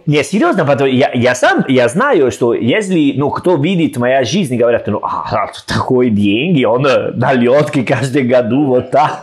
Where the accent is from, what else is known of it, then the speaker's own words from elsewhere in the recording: Salerno, Campania, Italy; Russian is a second language; moved away as an adult; also born or lived in Rome, Italy / Saint Petersburg, Russia; now in Tashkent, Uzbekistan; я из Салерно